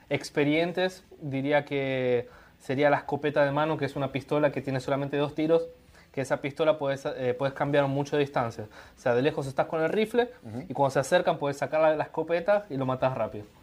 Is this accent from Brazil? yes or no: yes; Brazil; Spanish is a second language; La hinchada es un poco difícil para nosotros porque somos de, de Brasil